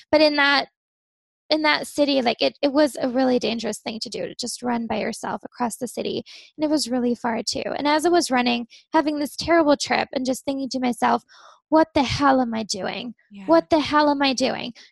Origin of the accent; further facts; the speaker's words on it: Germany; now in Amsterdam, Netherlands; So my family's from Pittsburgh, but I grew up in Germany. I live in Amsterdam, Netherlands now.